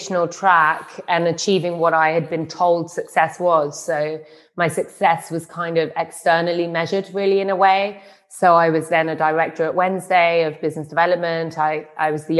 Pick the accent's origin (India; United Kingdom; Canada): United Kingdom; London; moved away as an adult; now in Berlin, Germany; my hometown city of London